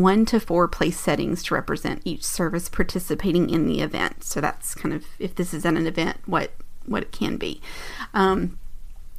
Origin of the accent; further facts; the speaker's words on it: United States; as an American